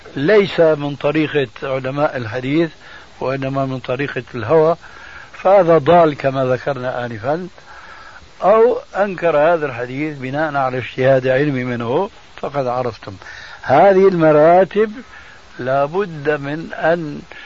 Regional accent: Syria; عندنا في سوريا

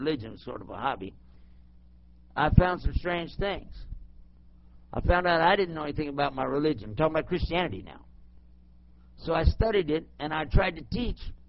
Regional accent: El Paso, Texas, United States; accent: Texan; I'm back in my hometown and my home state anyway, and I can speak Texan

